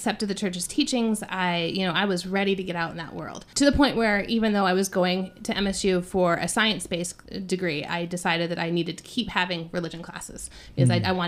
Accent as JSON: {"language": "English", "area": "the Bible Belt", "region": "the South", "country": "United States", "tie": "born or raised there", "moved": "yes", "said": "I grew up in the Bible Belt. So I grew up in an area that was very not Catholic friendly."}